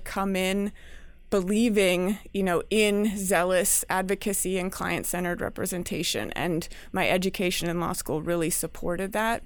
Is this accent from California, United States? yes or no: yes; California, United States; moved away; I'm from California